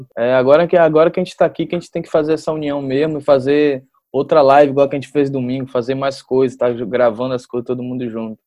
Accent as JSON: {"language": "Portuguese", "town": "Salvador", "region": "Bahia", "country": "Brazil", "tie": "born or raised there", "said": "eu era um jovem que eu estava aqui em Salvador"}